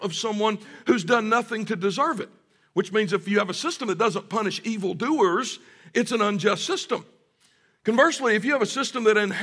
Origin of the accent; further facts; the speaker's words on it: the South, United States; growing up in the South